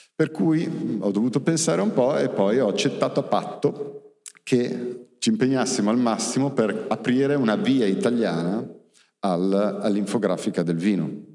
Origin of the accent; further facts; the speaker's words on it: Milan, Lombardy, Italy; pur essendo milanese